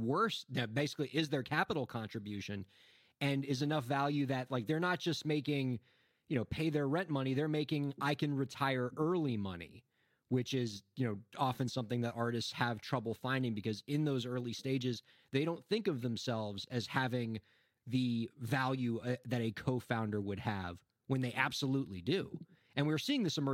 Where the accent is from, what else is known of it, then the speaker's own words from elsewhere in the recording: Miami, Florida, United States; moved away; we're both originally from Miami